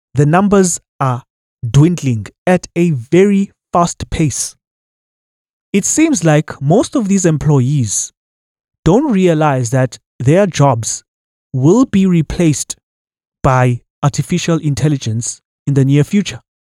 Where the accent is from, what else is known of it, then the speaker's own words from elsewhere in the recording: South Africa; as a citizen of this country